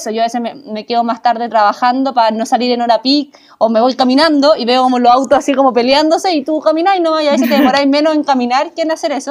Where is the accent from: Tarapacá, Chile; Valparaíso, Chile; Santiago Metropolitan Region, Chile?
Tarapacá, Chile; Iquique; nosotros que somos de Iquique, eh, casi todos los jóvenes se van de Iquique